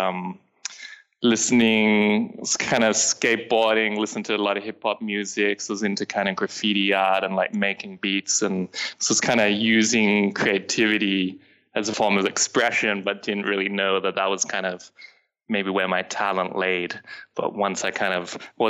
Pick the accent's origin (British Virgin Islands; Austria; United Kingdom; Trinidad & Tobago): United Kingdom; London; also born or lived in Sydney, Australia; now in Los Angeles, United States; I was originally from London, so I wanted to go back there